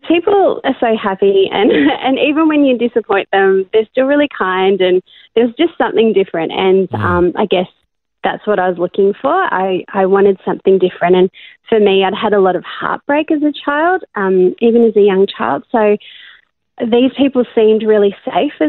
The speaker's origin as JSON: {"language": "English", "country": "Australia", "tie": "born or raised there", "also_born_or_lived": "Cape Town, South Africa", "lives_now": "Melbourne, Australia"}